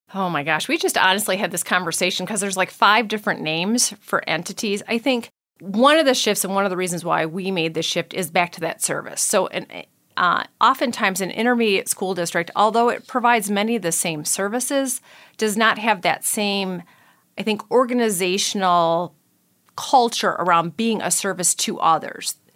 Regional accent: United States; I was born in Saint Clair County, so, you know, hometown girl.

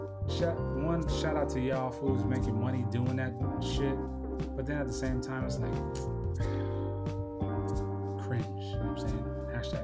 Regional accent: San Diego, California, United States; San Diego, California, my hometown

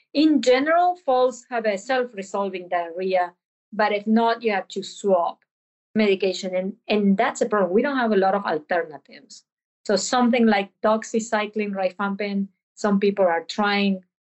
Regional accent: Argentina; moved away; I'm from Argentina

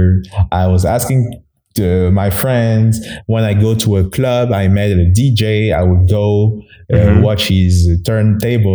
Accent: Togo; first language Mina; English is a second language; moved away as an adult; now in Canada; So I'm from Togo. It's a small country in West Africa. So I'm born there and I went to school there and I immigrated in Canada in 2009

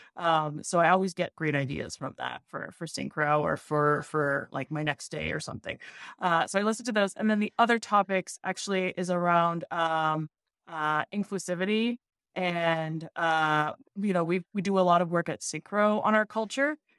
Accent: Montreal, Quebec, Canada; now in Boston, United States; I actually live in Boston, uh, okay. and I'm from Montreal originally.

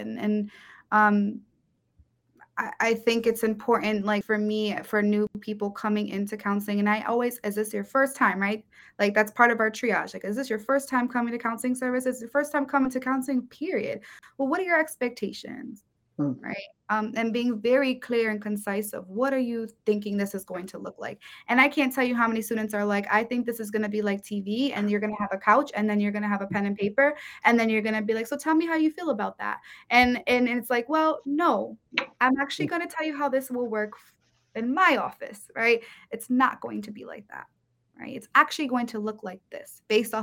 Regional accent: Bridgeport, Connecticut, United States; being born and raised in Bridgeport

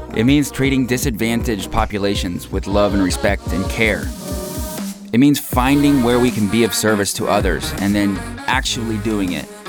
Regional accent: United States; My American citizenship is something that I have always taken for granted. I was born into it

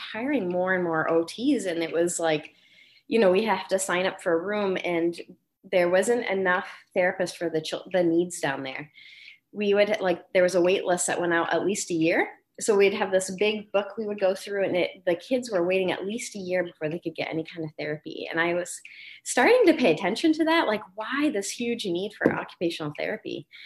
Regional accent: New England, United States; moved away as an adult; also born or lived in Vermont / Maine / South Carolina; grew up in New England my whole life. So I lived in Vermont and Maine my whole life.

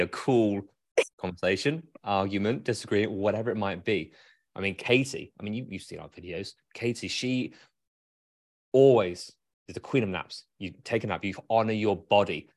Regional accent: United Kingdom; now in Grand Rapids, United States; as a Brit

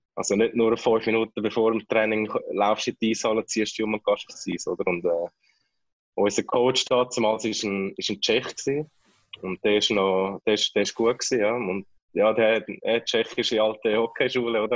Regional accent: Kloten, Zurich, Switzerland; moved away as an adult; also born or lived in Winterthur / Philippines; now in Manila, Philippines; als Klotner und als Kloten-Fan

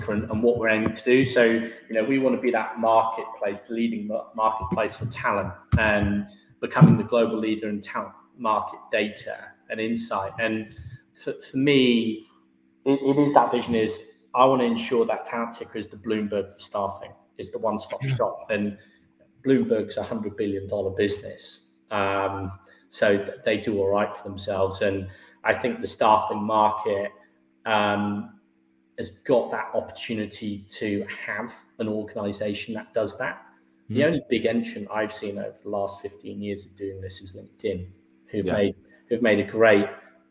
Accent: Herefordshire, West Midlands, United Kingdom; moved away as an adult; now in London, United Kingdom; I'm from Herefordshire. We're quite an agricultural county

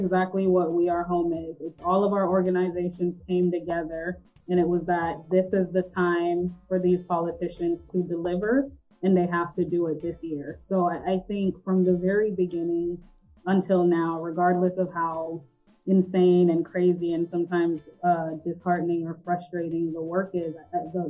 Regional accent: Atlanta, Georgia, United States; also born or lived in The Gambia; I grew up in Northeast Atlanta on Buford Highway

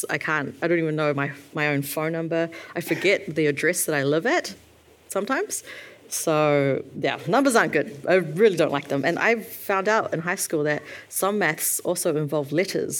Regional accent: New Zealand; when I was born and raised here

